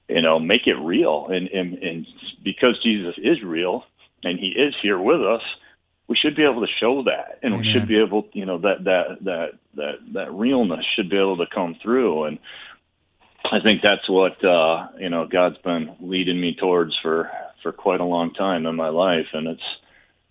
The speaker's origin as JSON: {"language": "English", "town": "Holland", "region": "Michigan", "country": "United States", "moved": "yes", "lives_now": "Atlanta, United States", "said": "In Atlanta, but originally from Michigan"}